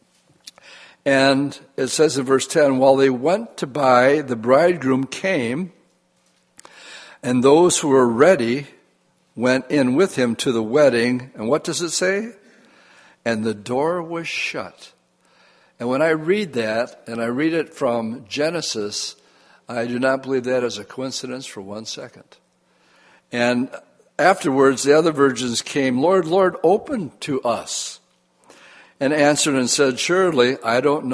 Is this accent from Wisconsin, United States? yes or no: yes; Wisconsin, United States; I'm from Wisconsin